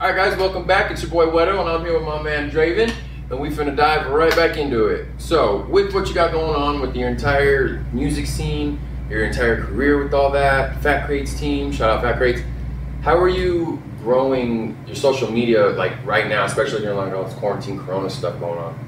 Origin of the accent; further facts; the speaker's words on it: Clovis, New Mexico, United States; now in Las Cruces, United States; I grew up in Clovis